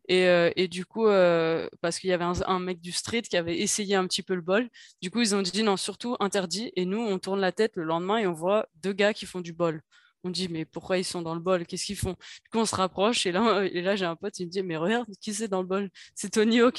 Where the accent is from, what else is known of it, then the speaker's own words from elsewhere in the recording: Paris, Île-de-France, France; en tant que parisienne